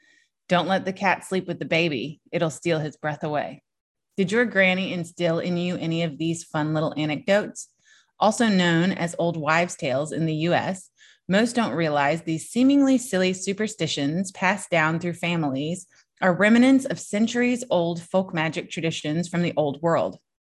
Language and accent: English; Virginia, United States; Look, I was born and raised in Southern Virginia, so about an hour and a half from the Outer Banks of North Carolina.